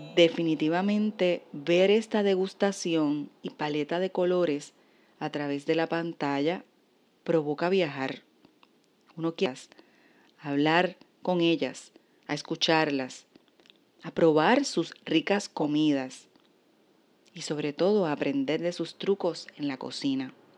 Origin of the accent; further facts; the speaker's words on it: Puerto Rico; como puertorriqueña